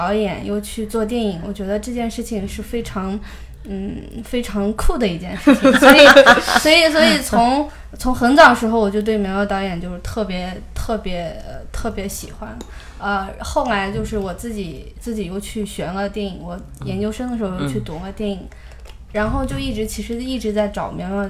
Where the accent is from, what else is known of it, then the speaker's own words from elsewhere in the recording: Ningxia, China; 其实我也是宁夏人。